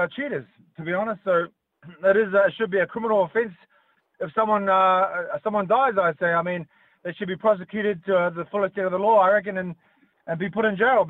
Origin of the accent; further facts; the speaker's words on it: New Zealand; now in Sydney, Australia; I was born in New Zealand here, and I'm a Kiwi